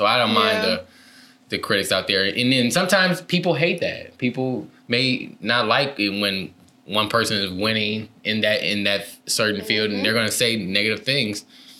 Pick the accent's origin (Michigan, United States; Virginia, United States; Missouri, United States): Michigan, United States; Detroit; moved away as an adult; also born or lived in Saginaw, Michigan; now in California, United States; But then I grew up in the like Detroit area for most of my life. Went to college, went to all the schools from elementary, middle school through college, in the Detroit area. And then I moved to California.